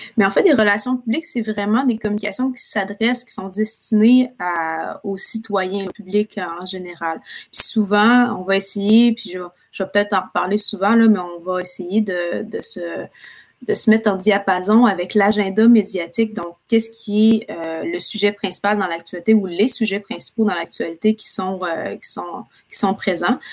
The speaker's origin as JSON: {"language": "French", "town": "Quebec City", "region": "Quebec", "country": "Canada", "also_born_or_lived": "Ottawa", "moved": "as an adult", "lives_now": "Montreal, Canada", "said": "je viens de la ville de Québec, donc euh, je, viens de, Québec. J'ai déménagé à Montréal il y a quelques années"}